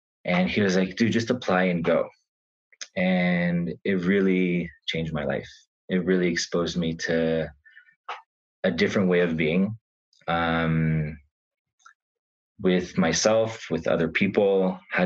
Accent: Israel; moved away as an adult; also born or lived in United States; now in Santa Fe, United States; So I was born in Israel, lived there for most of my life

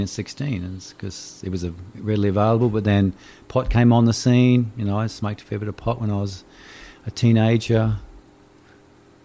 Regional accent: Brisbane, Queensland, Australia; I'm from Brisbane

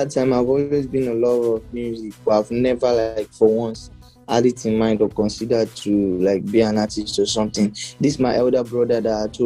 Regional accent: Ilorin, Kwara, Nigeria; now in Lagos, Nigeria; But I came from Ilorin like to Lagos with the mindset that oh, I'm coming here to blow.

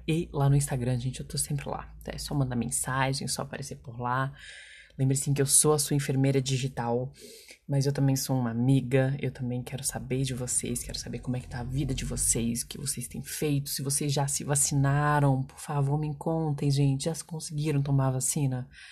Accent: Minas Gerais, Brazil; como boa mineira que sou

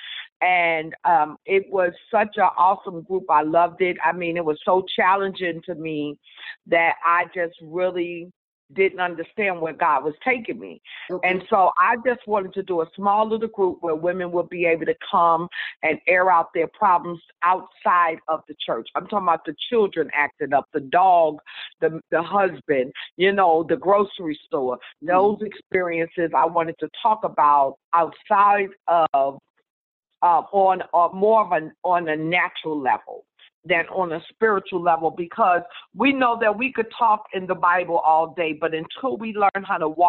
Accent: New York City, New York, United States; accent: New York; now in St. Louis, United States; I'm originally from New York City, and I am now in St. Louis, Missouri

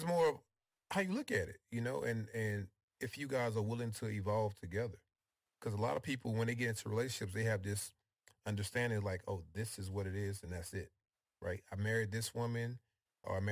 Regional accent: New Orleans, Louisiana, United States; now in Houston, United States; I'm from New Orleans, Louisiana

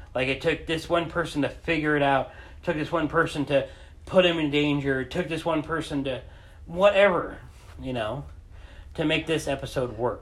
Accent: Montana, United States; moved away; I'm from Montana originally.

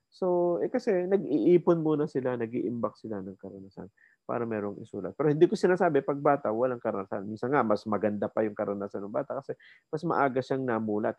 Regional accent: Silang, Calabarzon, Philippines; moved away as an adult; also born or lived in Indang, Cavite / Manila; ako tubong Cavite, no? Uh, silang Cavite.

